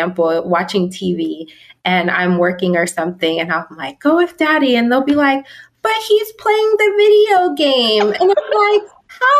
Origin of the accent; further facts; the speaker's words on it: Southern California, United States; also born or lived in Pittsburgh, Pennsylvania / Las Vegas, Nevada; I grew up though in Southern California